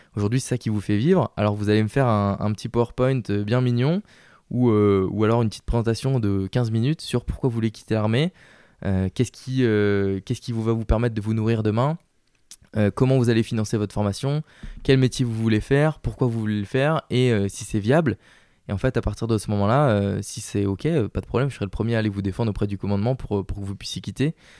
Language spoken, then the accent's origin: French; the South, France; accent: southern; je parle avec l'accent du sud